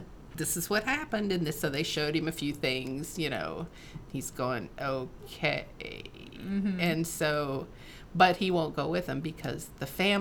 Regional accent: Michigan, United States; I was raised in Michigan

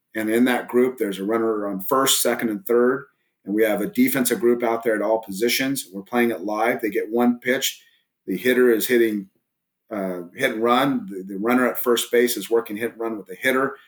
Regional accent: Southern California, United States; also born or lived in El Paso, Texas; now in Southlake, United States; I grew up originally in Southern California before I moved to uh, Texas

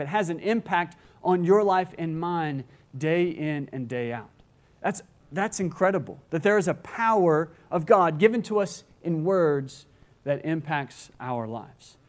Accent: Gulf Coast, United States; I grew up on the Gulf Coast

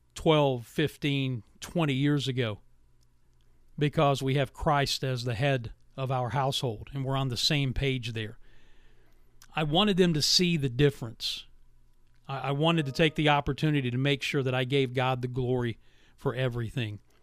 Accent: Williamson, West Virginia, United States; moved away; My hometown of Williamson, West Virginia, was such a great place to grow up.

